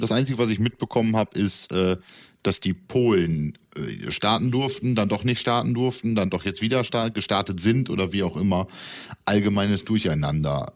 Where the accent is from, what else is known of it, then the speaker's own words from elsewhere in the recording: East Frisia, Lower Saxony, Germany; für den gebürtigen Ostfriesen und Norddeutschen